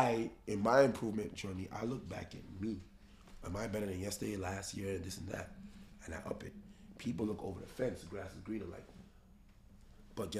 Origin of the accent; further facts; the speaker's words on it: New York City, New York, United States; we come from the Bronx, we come from the slums, from food stamps and EBT, from noodles